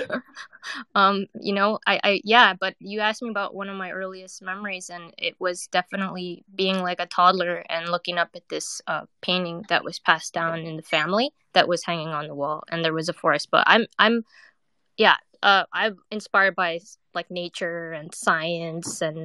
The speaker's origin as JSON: {"language": "English", "region": "West Coast", "country": "United States", "also_born_or_lived": "Thailand", "moved": "yes", "lives_now": "New York, United States", "said": "I'm originally from the West Coast, but I lived in New York for 20 years"}